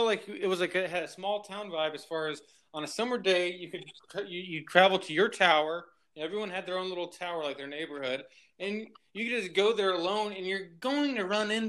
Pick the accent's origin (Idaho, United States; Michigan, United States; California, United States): California, United States; Huntington Beach; when I grew up in California.